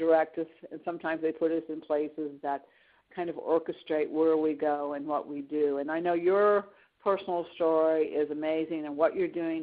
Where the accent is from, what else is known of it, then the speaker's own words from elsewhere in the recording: Georgia, United States; we're both from Georgia.